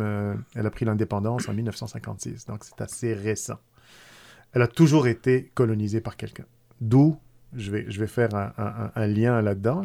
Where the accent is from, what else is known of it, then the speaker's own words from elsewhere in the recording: Tunisia; now in Quebec, Canada; tunisien d'origine arrivé au Québec euh, depuis, ça fait presque plus que 30 ans, là, peut-être 31, 32 ans. J'ai passé plus de, gens, de, temps ici que dans mon pays natal